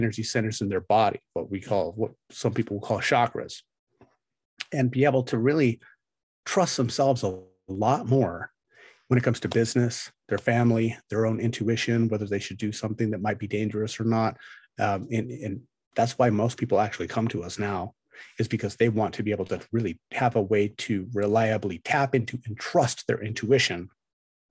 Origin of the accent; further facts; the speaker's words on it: United States; as an American